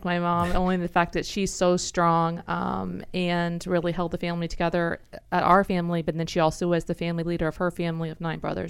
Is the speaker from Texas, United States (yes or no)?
yes; Houston, Texas, United States; Houston, Texas.